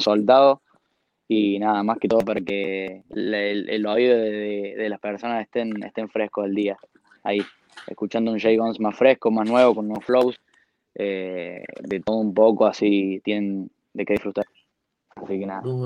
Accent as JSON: {"language": "Spanish", "country": "Argentina", "said": "Soy el primer argentino"}